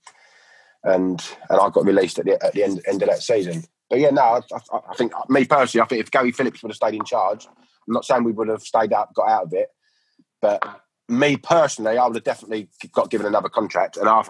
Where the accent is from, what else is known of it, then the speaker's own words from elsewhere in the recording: Enfield, London, United Kingdom; where I was brought up in Enfield